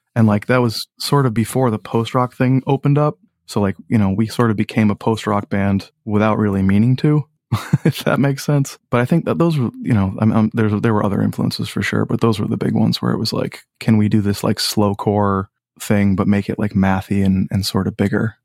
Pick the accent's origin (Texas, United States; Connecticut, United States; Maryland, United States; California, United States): Connecticut, United States; Old Saybrook; also born or lived in Boston, Massachusetts / Clinton, Connecticut; I grew up in Old Saybrook, Connecticut